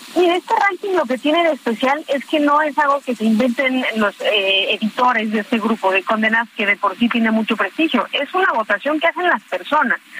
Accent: Yucatán, Mexico; nos llena de orgullo como yucatecos

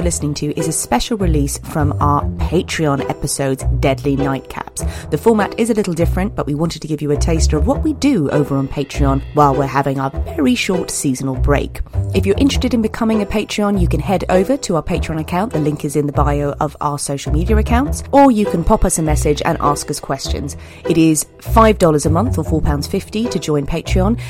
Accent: Ireland; I'm Irish

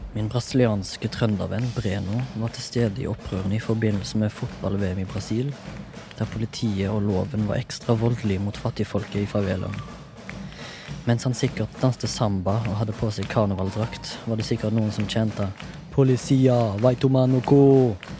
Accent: Haugesund, Rogaland, Norway; jeg kommer fra Haugesund

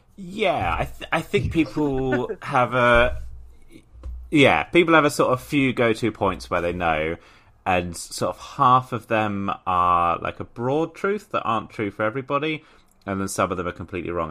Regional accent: Portsmouth, South East England, United Kingdom; in Portsmouth, actually, in my hometown

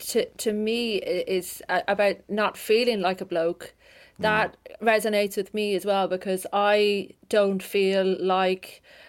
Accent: the Midlands of Ireland, Ireland; I grew up in the Midlands of Ireland, in a lovely place, with my mum, my dad, and my two brothers.

